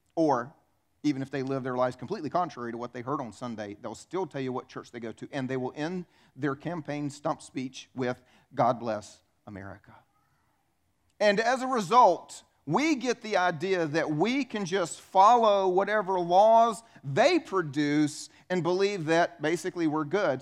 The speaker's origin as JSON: {"language": "English", "region": "the Bible Belt", "country": "United States", "tie": "born or raised there", "said": "I'm from the Bible Belt. I was raised here. I've lived my entire life here"}